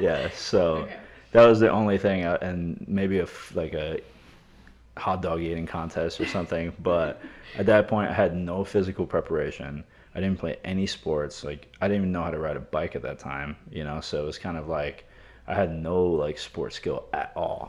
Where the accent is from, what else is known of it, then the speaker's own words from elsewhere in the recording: New York City, New York, United States; growing up in New York